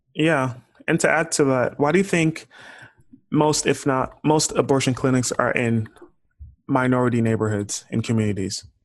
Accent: Houston, Texas, United States; I'm from Houston

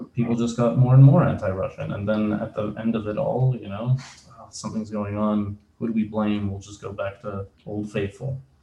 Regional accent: Canada; moved away as an adult; also born or lived in former Soviet country; now in United States; I came mm-hmm. from a former Soviet country. I moved to Canada with my mother. We went as refugees. Um, how long ago was this? almost 30 years ago.

